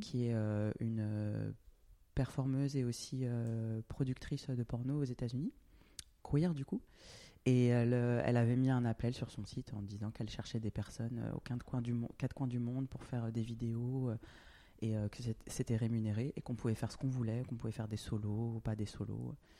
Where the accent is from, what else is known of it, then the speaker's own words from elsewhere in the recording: France; moved away as an adult; also born or lived in Australia; now in Berlin, Germany; je suis français, j'ai grandi en France, d'origine euh, Guadeloupe et Réunion.